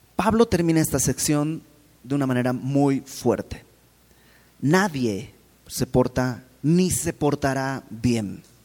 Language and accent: Spanish; Bolivia; moved away; fui a Bolivia, donde, de donde yo soy